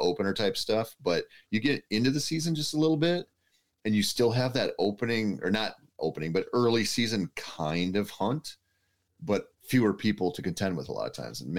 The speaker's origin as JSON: {"language": "English", "region": "Minnesota", "country": "United States", "tie": "born or raised there", "said": "I think that's just growing up in Minnesota and not hunting the rut."}